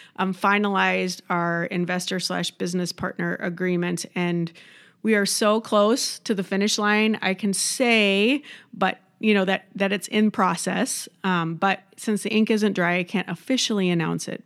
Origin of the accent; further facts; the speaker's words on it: Midwest, United States; also born or lived in Southern California; now in Rochester, United States; I'm a Midwesterner